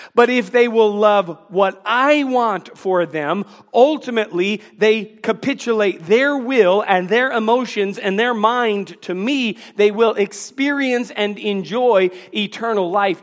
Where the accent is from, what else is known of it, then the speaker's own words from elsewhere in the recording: Washington, District of Columbia, United States; moved away as an adult; now in North Carolina, United States; I grew up in the Washington, D C area.